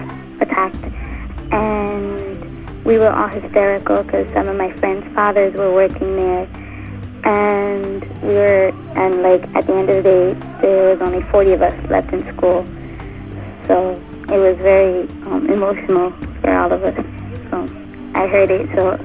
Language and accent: English; New Jersey, United States; I'm from New Jersey